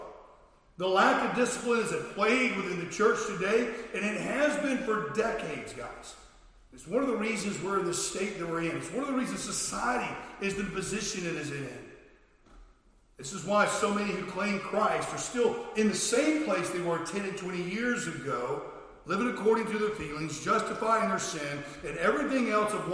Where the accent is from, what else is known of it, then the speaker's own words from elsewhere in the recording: Florida, United States; I was a lifeguard when I was a teenager growing up in Florida